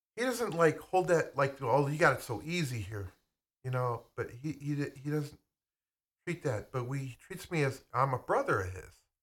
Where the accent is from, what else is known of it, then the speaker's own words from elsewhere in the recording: United States; I'm American.